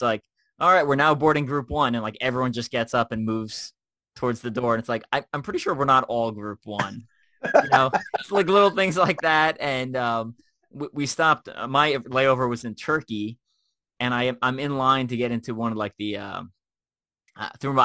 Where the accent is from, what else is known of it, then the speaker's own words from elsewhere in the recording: Long Island, New York, United States; moved away as an adult; also born or lived in Midwest / South (US) / Kansas; I grew up in New York and then I've moved across the Midwest and the South for most of my adult life